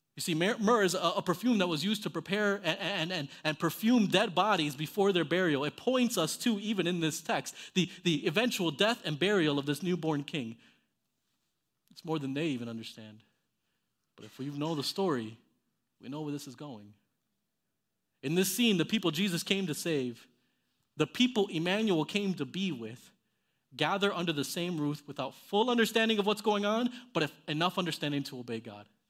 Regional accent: Miami, Florida, United States; I, I grew up in Miami, Florida

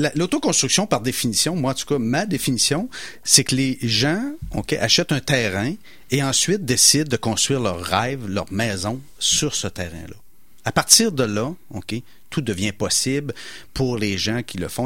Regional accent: Portneuf region, Quebec, Canada; on vient de la campagne, nous, on vient de la, région de Portneuf

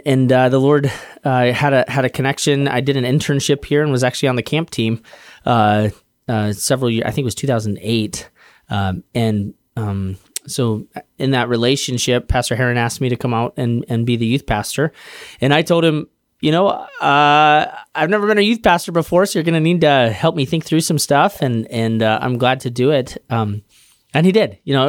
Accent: Denver, Colorado, United States; I grew up in Denver, Colorado. My dad's a pastor.

